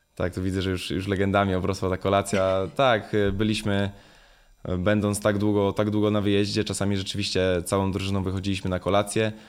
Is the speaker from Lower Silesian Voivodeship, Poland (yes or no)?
yes; Jawor, Lower Silesian Voivodeship, Poland; moved away; Ja też czasami będąc w, w rodzinnym Jaworze